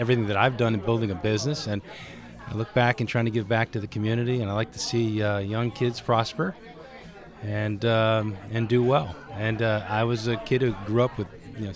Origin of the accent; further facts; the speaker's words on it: Shelton, Connecticut, United States; I'm from Shelton, and I was a club kid back in the 70s